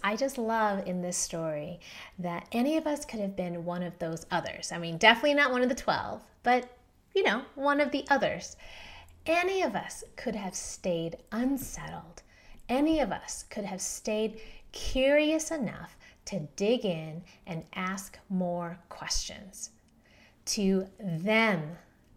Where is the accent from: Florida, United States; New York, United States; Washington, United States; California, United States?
California, United States; San Diego; also born or lived in Philadelphia, Pennsylvania; now in Denver, United States; I grew up in San Diego.